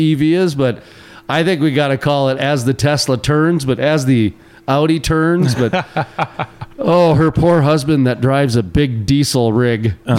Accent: Fargo, North Dakota, United States; I grew up in North Fargo.

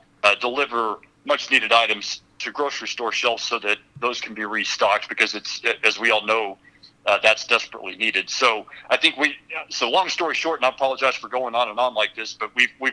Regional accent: Odessa, Texas, United States; So I'm from Odessa

